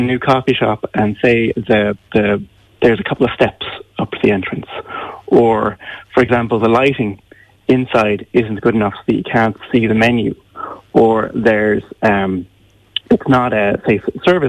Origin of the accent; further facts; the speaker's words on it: Ireland; growing up in Ireland